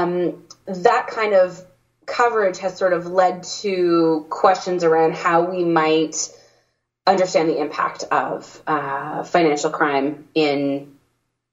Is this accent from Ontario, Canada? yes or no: yes; Toronto, Ontario, Canada; born and raised in Toronto